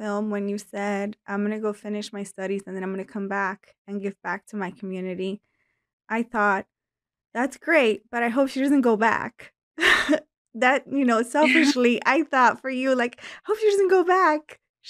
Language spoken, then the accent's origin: English; Cuba; moved away; I was born in Cuba